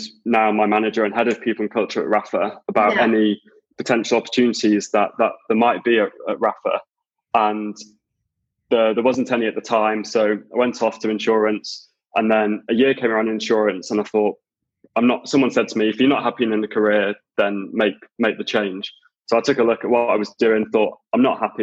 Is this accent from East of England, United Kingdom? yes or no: no; between Blackpool and Preston, Lancashire, North West England, United Kingdom; moved away as an adult; also born or lived in York; now in London, United Kingdom; I actually grew up kind of in between Blackpool and Preston in Lancashire